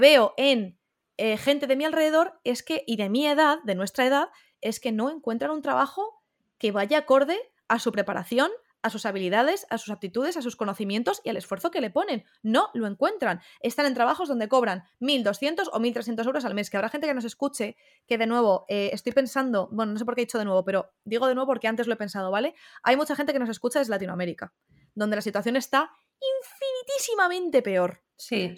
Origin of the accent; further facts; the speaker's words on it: Madrid, Community of Madrid, Spain; Yo siempre he vivido en Madrid